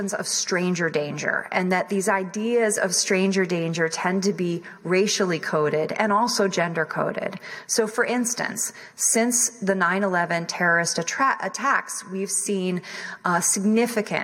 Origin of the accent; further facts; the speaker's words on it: southwestern Virginia, United States; I grew up mostly in the South, and I grew up around guns. I lived most of my young life in Virginia, in southwestern Virginia primarily